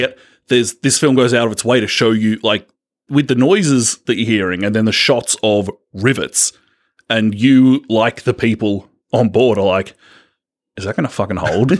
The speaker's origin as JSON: {"language": "English", "country": "Australia"}